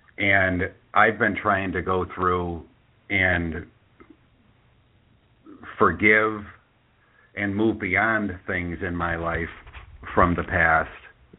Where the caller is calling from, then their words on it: Chicago, Illinois, United States; I'm calling from Chicago.